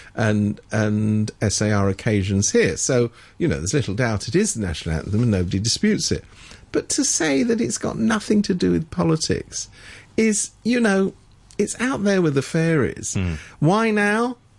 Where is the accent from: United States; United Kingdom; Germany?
United Kingdom; moved away; I come from Britain originally